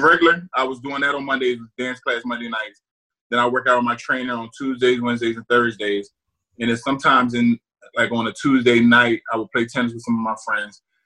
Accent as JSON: {"language": "English", "region": "New Jersey", "country": "United States", "tie": "born or raised there", "also_born_or_lived": "Iowa", "moved": "as an adult", "said": "I went to Rutgers just because I'm from New Jersey"}